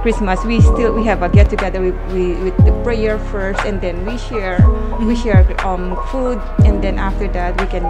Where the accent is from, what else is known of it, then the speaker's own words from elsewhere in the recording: Philippines; I'm from the Philippines.